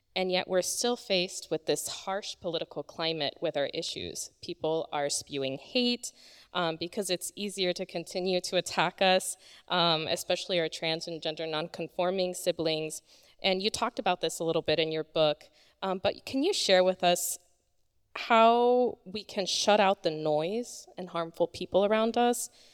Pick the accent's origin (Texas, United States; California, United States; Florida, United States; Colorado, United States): Florida, United States; Polk County; I grew up in Polk County